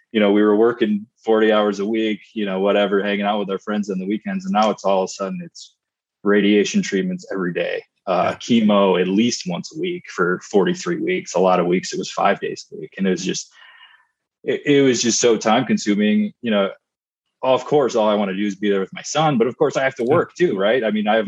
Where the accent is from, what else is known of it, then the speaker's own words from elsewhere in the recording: Michigan, United States; I grew up in Michigan